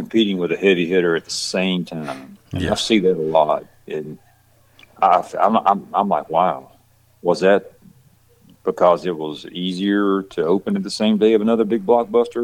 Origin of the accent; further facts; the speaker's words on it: west of Atlanta, Georgia, United States; accent: country; also born or lived in Texas; I lived out west of Atlanta most of my life, which is it's a rural place